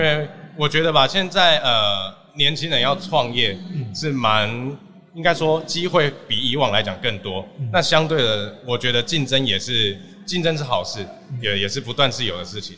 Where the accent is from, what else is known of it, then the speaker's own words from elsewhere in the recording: Taiwan; 我们台湾是除了一级产业、二级产业之外